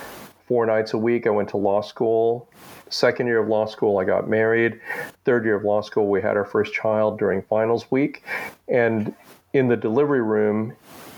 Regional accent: Amarillo, Texas, United States; also born or lived in Manila, Philippines / Manhattan, New York / Los Angeles, California; I grew up in Amarillo, Texas. I was born in Manila, Philippines. And when I was one, we moved to Manhattan, New York

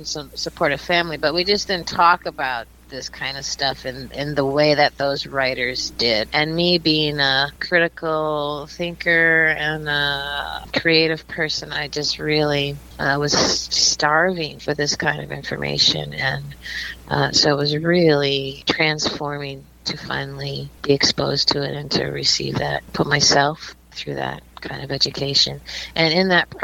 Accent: Milwaukee, Wisconsin, United States; moved away as an adult; also born or lived in Boston, Massachusetts; I grew up in Milwaukee, Wisconsin

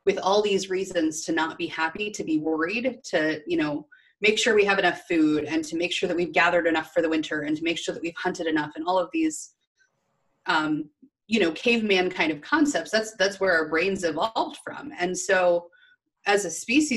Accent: Midwest, United States; I was raised in the Midwest in corporate.

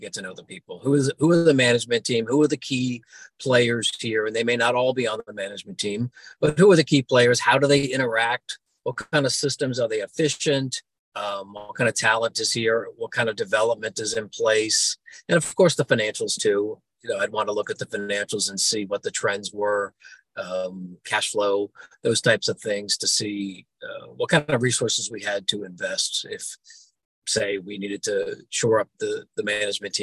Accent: Florida, United States; I grew up in Florida and went to the Naval Academy

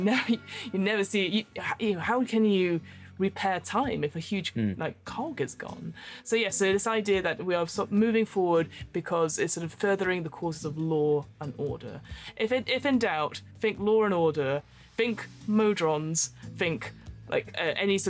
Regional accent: United Kingdom; we're very British.

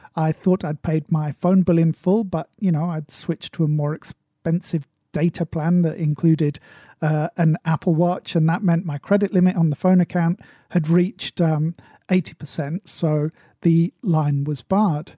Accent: United Kingdom; accent: British English; as a British English speaker

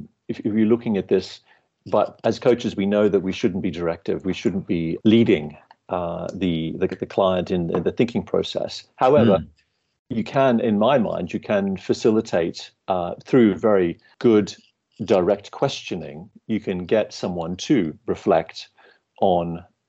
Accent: Australia; moved away as an adult; now in London, United Kingdom; I'm Australian originally

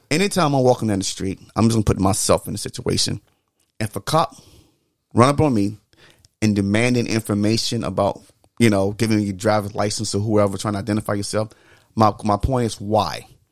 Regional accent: the South, United States; growing up in the South

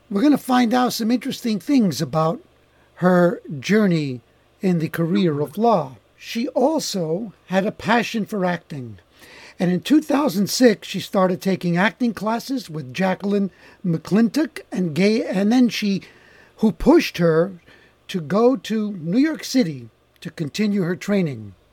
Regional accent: Montreal, Quebec, Canada; first language Italian; English is a second language; I was born in Montreal.

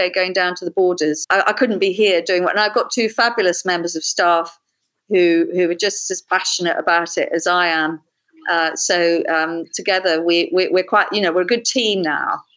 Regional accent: London, United Kingdom; I grew up in London

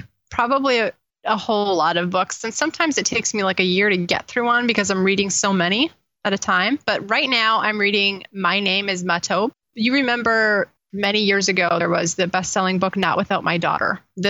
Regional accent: Oaxaca, Mexico; born there; I was born in Oaxaca, which is 1,000 miles south of the Texas border. My parents were missionaries there.

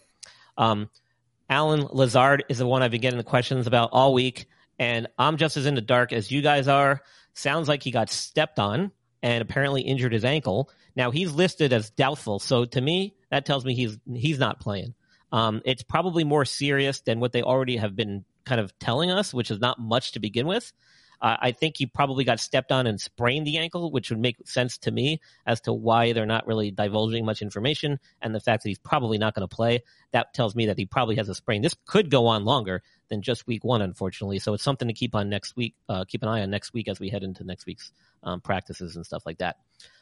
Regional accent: New York, United States; now in Carolina, United States; here in Carolina where I live. Even though I'm from New York

